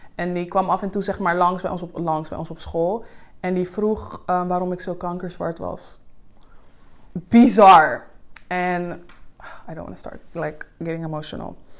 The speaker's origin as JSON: {"language": "Dutch", "country": "Suriname", "moved": "yes", "lives_now": "Netherlands", "said": "ik kom net uit Suriname. Ik, like, ik ben, daar ben ik geen black girl."}